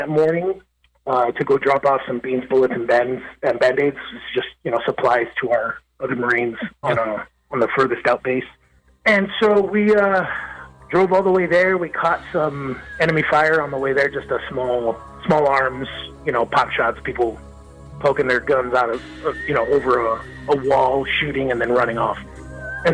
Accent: Los Angeles, California, United States; moved away as an adult; now in Nashville, United States; I was born and raised in East LA, and I love my childhood

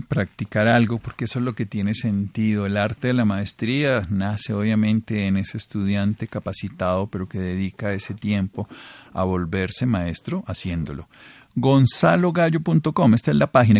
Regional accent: Colombia; como colombianos

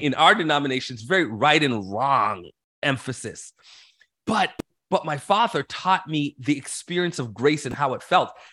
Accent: Toronto, Ontario, Canada; I was born and raised in Canada, so I'm Canadian, um, in Toronto specifically

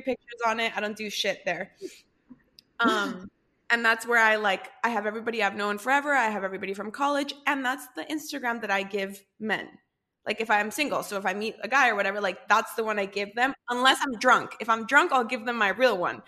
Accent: Costa Rica; we're both from Costa Rica

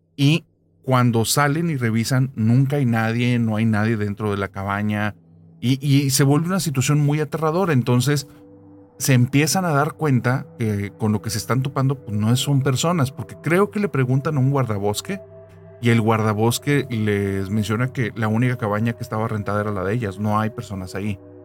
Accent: Monterrey, Nuevo León, Mexico; yo soy de Monterrey

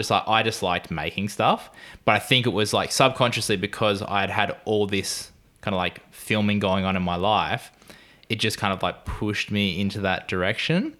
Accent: Gold Coast, Queensland, Australia; I am a cinematographer from Gold Coast in Australia

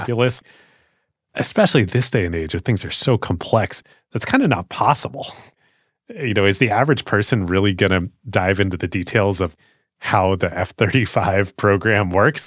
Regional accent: United States; as an American

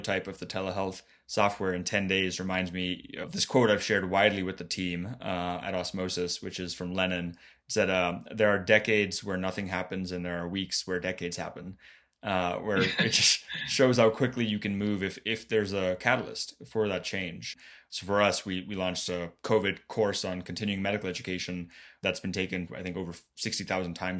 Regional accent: Florida, United States; my home state too, of Florida.

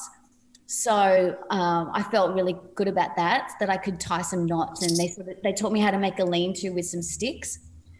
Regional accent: Sydney, New South Wales, Australia; And I come from Padstow Heights, which is a pretty small place

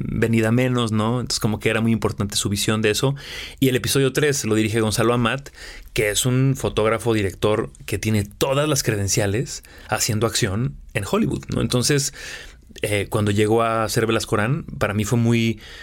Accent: Aguascalientes, Mexico; moved away; also born or lived in Mexico City, Mexico / Los Angeles, United States; Yo soy de Aguascalientes, tengo viviendo en la Ciudad de México 20 años, viviendo en Los Ángeles otros 5

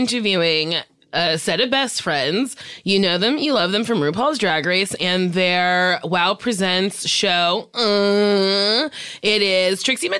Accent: Barbados; We're both from Barbados.

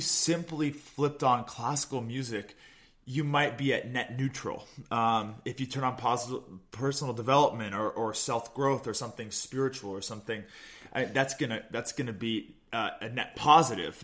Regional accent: Olympia, Washington, United States; also born or lived in Midwest; I'm from Olympia, Washington. Uh, grew up just a, uh, a beautiful 30 minute drive south of where I met Catherine in Gig Harbor

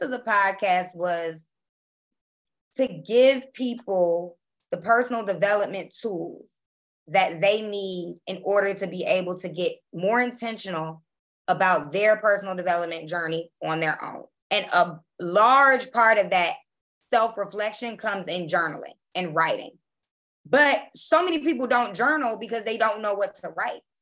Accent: Baltimore, Maryland, United States; also born or lived in Jackson, Mississippi; now in New Orleans, United States; I'm from Baltimore, Maryland, by way of Jackson, Mississippi. And I live in New Orleans, Louisiana.

